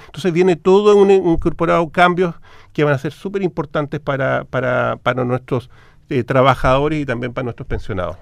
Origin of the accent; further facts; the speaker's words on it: Chile; como chilenos